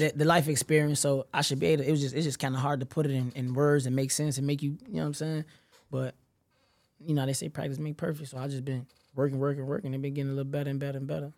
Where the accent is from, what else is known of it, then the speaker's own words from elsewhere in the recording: Chicago, Illinois, United States; I'm really the, from the low end, you know what I'm saying? I've been there since I was a shorty